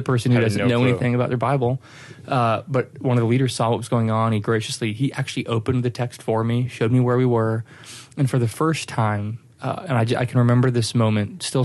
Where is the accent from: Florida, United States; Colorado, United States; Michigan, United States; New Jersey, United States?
Colorado, United States; Littleton; now in Flower Mound, United States; I grew up in Littleton, Colorado to a wonderful family